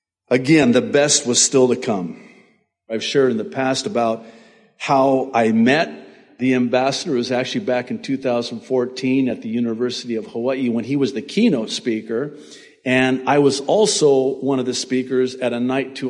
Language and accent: English; Beirut, Beirut Governorate, Lebanon; now in United States; I was born in Beirut, Lebanon